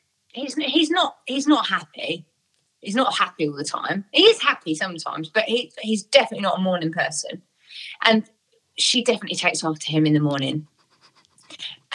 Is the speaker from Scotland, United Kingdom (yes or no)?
no; Essex, East of England, United Kingdom; I'm from Essex